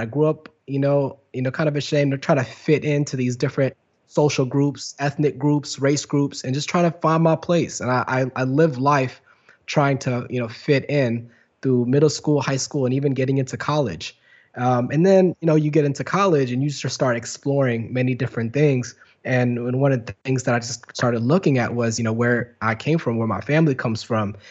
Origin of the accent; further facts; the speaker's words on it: Garland, Texas, United States; moved away; also born or lived in Dallas, Texas / London / Los Angeles; I'm from Dallas, Texas. Uh, I was born and raised in Dallas, and then, uh, grew up in a place called Garland, Texas